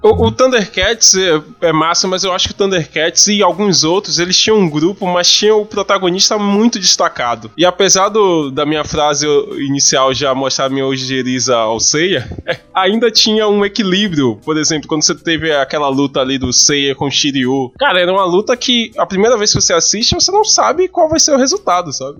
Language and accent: Portuguese; Salvador, Bahia, Brazil; A minha infância em Cavaleiros do Zodíaco foi em Salvador